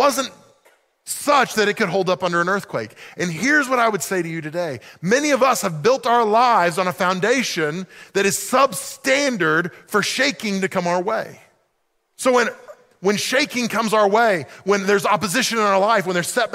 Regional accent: Oklahoma, United States; moved away as an adult; I grew up in Oklahoma

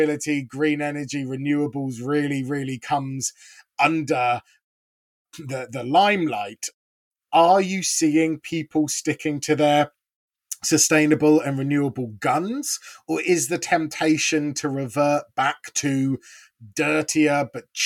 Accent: United Kingdom; now in South Africa; a Brit by birth

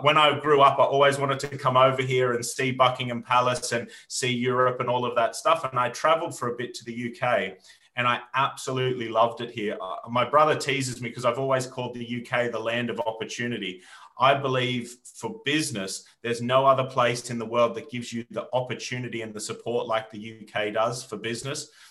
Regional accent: Australia; moved away as an adult; now in United Kingdom; when I was a young boy growing up in Australia in the bush

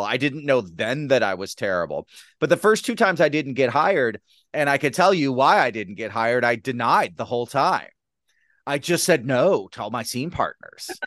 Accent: Detroit, Michigan, United States; I'm from Detroit.

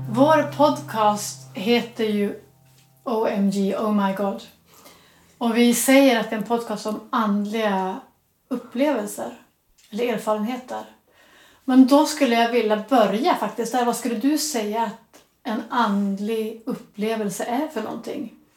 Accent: Västerbotten County, Sweden; han kommer från Västerbotten som är det område där jag är uppvuxen

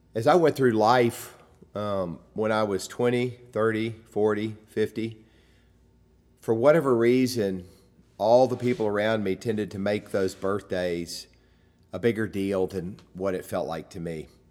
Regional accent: United States; growing up in America

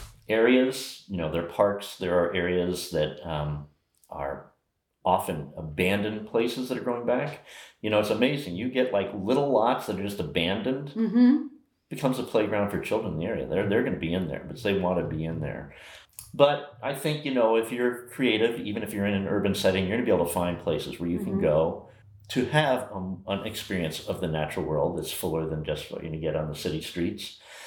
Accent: Old Greenwich, Connecticut, United States; In old Greenwich, Connecticut.

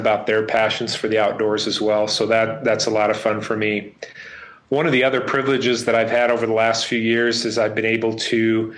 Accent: central Idaho, United States; now in Colorado Springs, United States; I grew up in central Idaho

